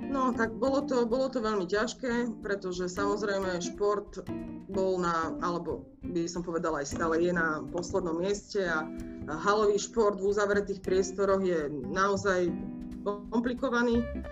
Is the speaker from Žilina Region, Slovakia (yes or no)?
yes; Martin, Žilina Region, Slovakia; moved away as an adult; also born or lived in Ružomberok / Trnava; ja pochádzam z Martina